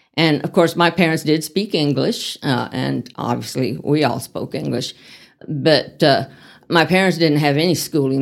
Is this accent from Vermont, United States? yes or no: no; El Paso, Texas, United States; moved away as an adult; also born or lived in Van Horn, Texas / Dallas, Texas; now in Amarillo, United States; I grew up in El Paso and in Van Horn, Texas